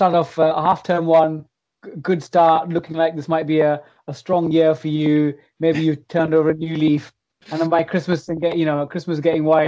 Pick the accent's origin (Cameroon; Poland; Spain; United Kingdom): United Kingdom; London; I'm from East Ham in the London Borough of Newham